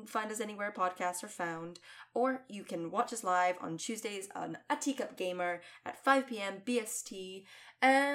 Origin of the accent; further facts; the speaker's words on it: Scotland, United Kingdom; as a Scottish lady